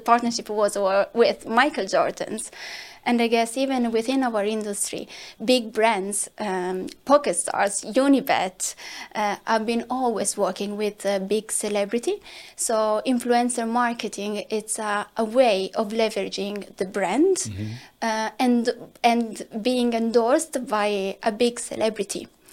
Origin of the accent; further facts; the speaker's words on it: Italy; accent: Italian; I'm Italian, as you can assume from my accent